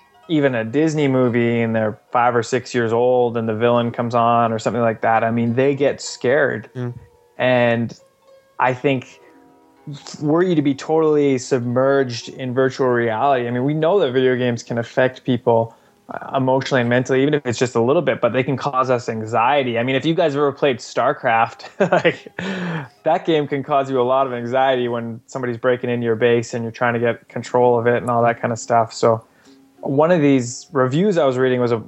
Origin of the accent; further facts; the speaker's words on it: Canada; I'm Canadian, but I'm not French Canadian